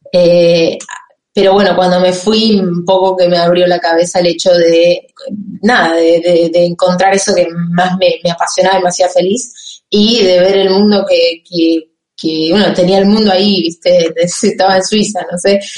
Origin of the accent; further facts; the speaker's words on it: Campana, Buenos Aires Province, Argentina; moved away as an adult; now in France; soy de Campana, que es provincia de Buenos Aires 80 kilómetros de la capital federal.